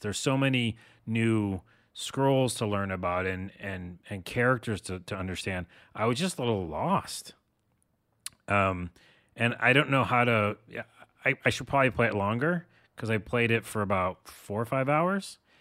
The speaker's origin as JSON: {"language": "English", "country": "United States", "said": "dumb American"}